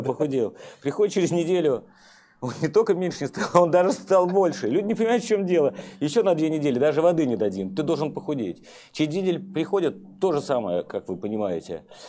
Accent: Saint Petersburg, Russia; Я вырос на Петроградке, а Петроградка – это коммунальные квартиры

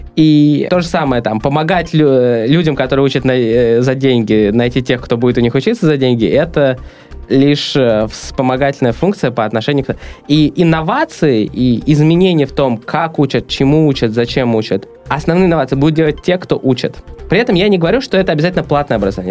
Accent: Saint Petersburg, Russia; also born or lived in Los Angeles, United States / San Francisco Bay Area, United States; Я родился в Питере. А, мне 28 лет. И до 23 лет я жил в Питере

